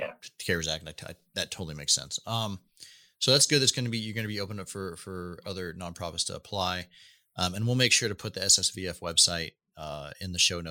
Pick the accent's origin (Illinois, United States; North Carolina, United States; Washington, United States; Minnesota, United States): Washington, United States; Seattle; moved away; also born or lived in Hawaii / Los Angeles / San Francisco; my hometown is Seattle.